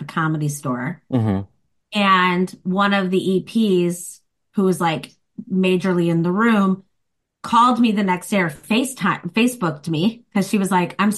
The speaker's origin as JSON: {"language": "English", "town": "Chicago", "region": "Illinois", "country": "United States", "tie": "born or raised there", "accent": "Chicago", "moved": "as an adult", "lives_now": "Los Angeles, United States", "said": "I do improv and I'm a stand-up comic and I'm from Chicago."}